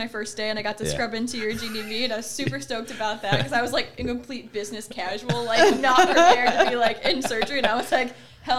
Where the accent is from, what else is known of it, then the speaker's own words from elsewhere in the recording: Ohio, United States; moved away as an adult; also born or lived in Michigan; I'm originally from Ohio